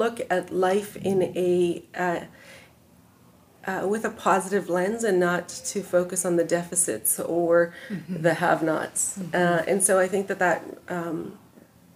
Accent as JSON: {"language": "English", "town": "Vancouver", "region": "British Columbia", "country": "Canada", "tie": "born or raised there", "also_born_or_lived": "London", "moved": "as an adult", "lives_now": "Chilliwack, Canada", "said": "I grew up in East Vancouver"}